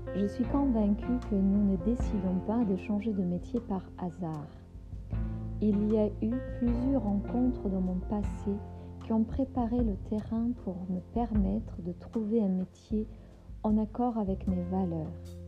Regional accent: Berlin, Germany; moved away as an adult; also born or lived in Marseille, France; now in France; Mon parcours professionnel s'est interrompu lors de mon départ de Berlin, ma ville natale, pour la France

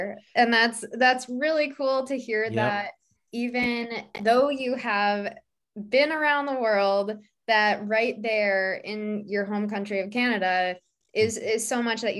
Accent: Western New York, United States; now in Rochester, United States; I'll give the elevator pitch for my current hometown, which is Rochester, New York.

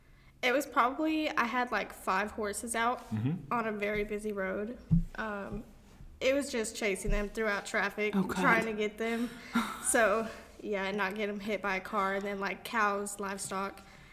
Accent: Forest Hill, Texas, United States; Just Forest Hill.

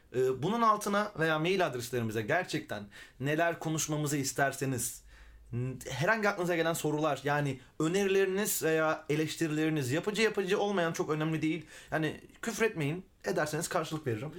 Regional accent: Milas, Muğla, Turkey; moved away as an adult; also born or lived in Fethiye; now in Izmir, Turkey; Milas'ta doğdum büyüdüm.

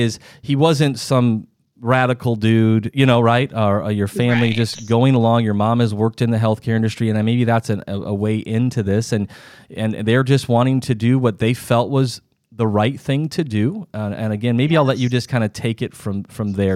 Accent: Sioux Falls, South Dakota, United States; moved away; I'm born and raised in Sioux Falls as well

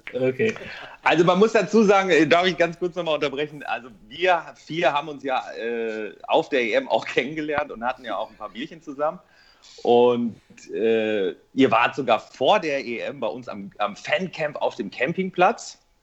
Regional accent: Bielefeld, North Rhine-Westphalia, Germany; ich komme aus Bielefeld

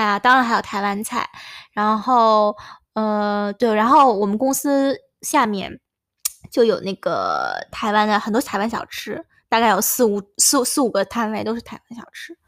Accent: northern China, China; now in London, United Kingdom; 因为我们北方吃牛肉面很咸

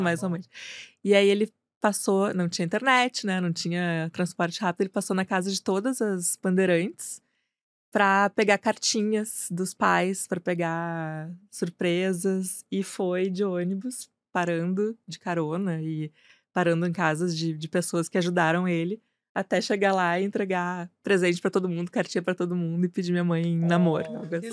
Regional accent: Porto Alegre, Rio Grande do Sul, Brazil; como praticamente é. todo mundo no Rio Grande do Sul, sou de Porto é. Alegre.

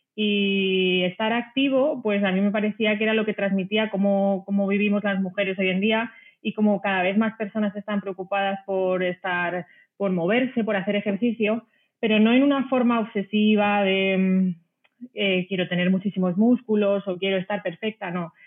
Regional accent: a small village in Ciudad Real, Castilla-La Mancha, Spain; moved away as an adult; also born or lived in France / Italy / Netherlands / Madrid; soy de un pueblecito pequeño de Ciudad Real, eh, aquí en España

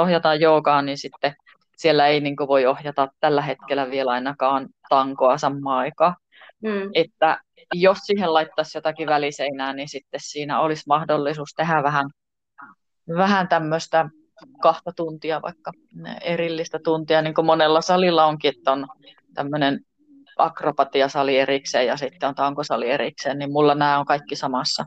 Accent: Tornio, Lapland, Finland; minä tuun Torniosta

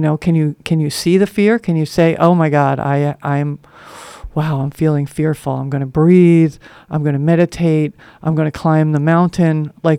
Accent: Northeast, United States; I grew up in the Northeast, so we had a lot of lighthouses, and they were always like this.

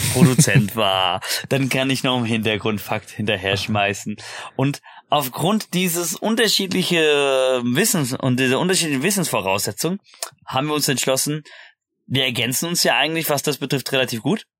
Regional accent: about 30 minutes by car from Darmstadt, Hesse, Germany; Oder Gude, wie man äh, so schön auch sagt, wo ich herkomme

